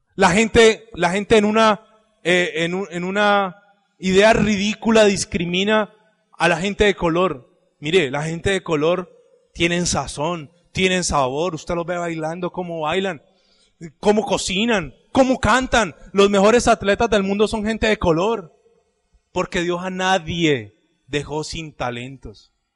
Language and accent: Spanish; Cali, Valle del Cauca, Colombia; estoy en Colombia, estoy en Cali, aquí no me conoce sino mi mamá